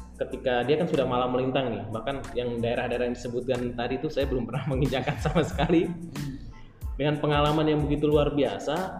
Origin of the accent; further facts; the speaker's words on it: Blitar, East Java, Indonesia; saya saya saya dari Blitar bro maksudnya saya dari Blitar